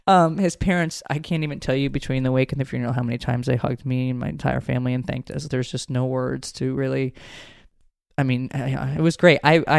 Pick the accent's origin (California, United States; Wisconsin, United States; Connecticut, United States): Connecticut, United States; now in Georgia, United States; I don't even know what county I grew up in Connecticut, but I know I live in Fulton County in Georgia